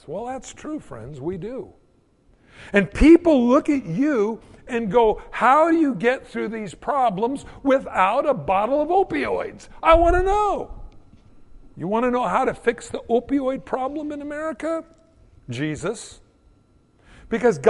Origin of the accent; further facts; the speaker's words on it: United States; as an American in the 21st century